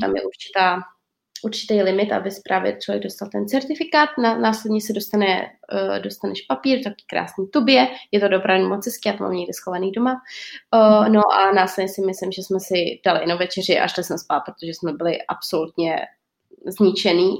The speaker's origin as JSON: {"language": "Czech", "country": "Czechia", "moved": "yes", "lives_now": "Portugal", "said": "já jsem od Česka úplně odříznutá"}